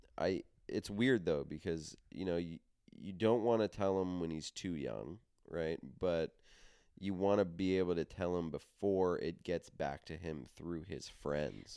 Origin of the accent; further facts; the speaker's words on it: New York, United States; we grew up in New York